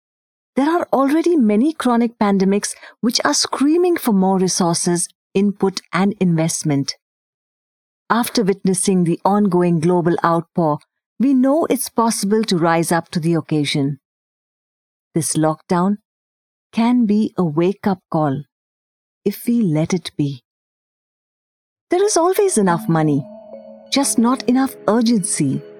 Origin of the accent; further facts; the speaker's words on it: India; first language Hindi; English is a second language; I had to refamiliarize with Hindi as a way of life, although it is my native tongue. I am certain that a lot of millennials can associate with the pangs of moving back home at the crisp age of 28.